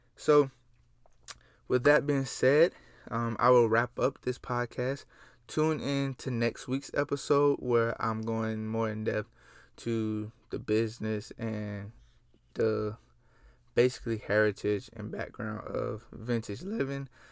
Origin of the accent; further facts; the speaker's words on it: Gainesville, Florida, United States; I come from Gainesville, Florida. three five two, stand up. That's my home city, and I'm proud of it